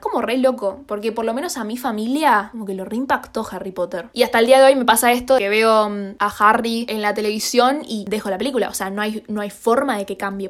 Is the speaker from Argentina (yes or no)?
yes; Argentina